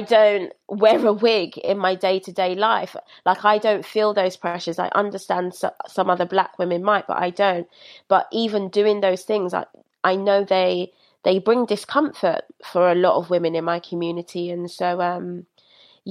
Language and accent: English; London, United Kingdom; I was raised in Brixton